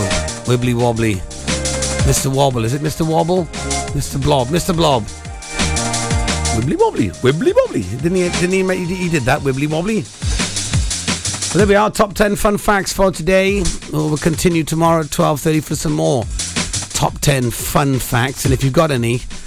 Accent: Pembrokeshire, Wales, United Kingdom; I don't speak Welsh, even though I am from Wales, from Pembrokeshire

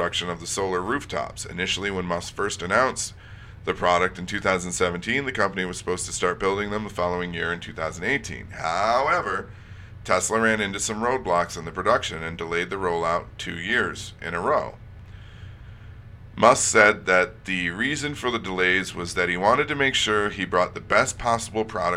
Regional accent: Detroit, Michigan, United States; moved away; I'm originally from Detroit, Michigan

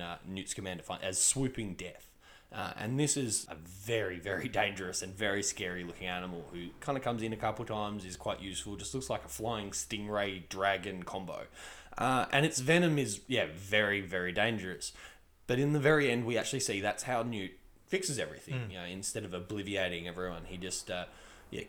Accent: Australia; as an Australian

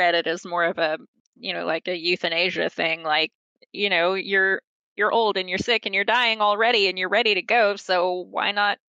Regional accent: Oklahoma, United States; growing up in Oklahoma.

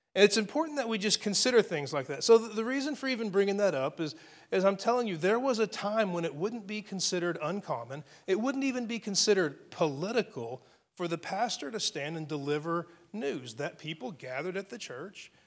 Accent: United States; I live in, in, in the United States of America. I'm an American citizen

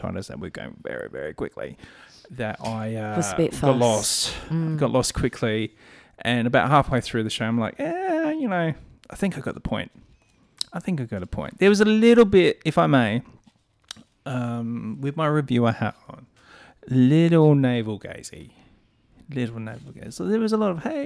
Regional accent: Adelaide, South Australia, Australia; As an Adelaidean.

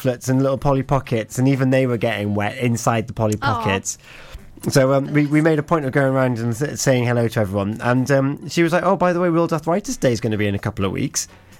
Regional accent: West Wales, United Kingdom; We're both from West Wales.

